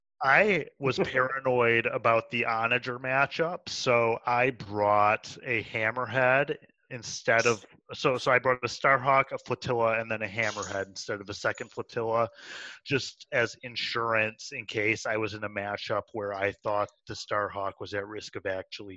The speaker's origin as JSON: {"language": "English", "town": "Lake Orion", "region": "Michigan", "country": "United States", "tie": "born or raised there", "said": "My hometown."}